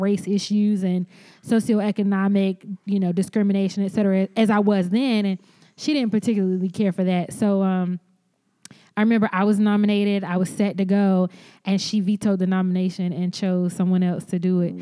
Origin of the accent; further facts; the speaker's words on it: the South, United States; moved away; also born or lived in Boston; being Black American and having a Southern Black American experience